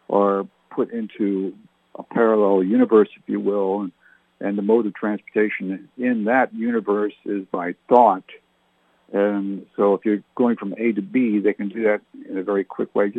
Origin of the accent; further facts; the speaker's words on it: Nashwaaksis, New Brunswick, Canada; moved away; I grew up in Nashwauksis, New Brunswick, Canada in the 60s, specifically 62 to 68